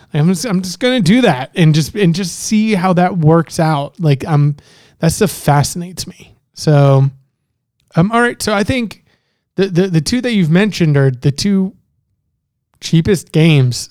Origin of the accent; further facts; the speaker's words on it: Miami, Florida, United States; also born or lived in Canada; I'm from Miami